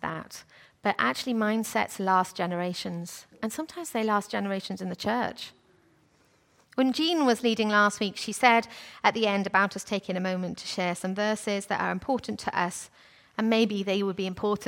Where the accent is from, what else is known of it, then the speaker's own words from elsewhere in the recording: Wales, United Kingdom; I'm from Wales.